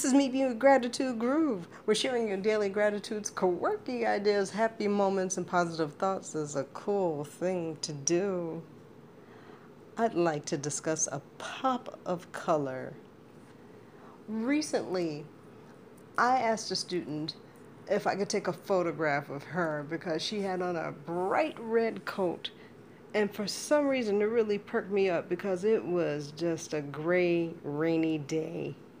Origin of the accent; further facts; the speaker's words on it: Chicago, Illinois, United States; being a Chicagoan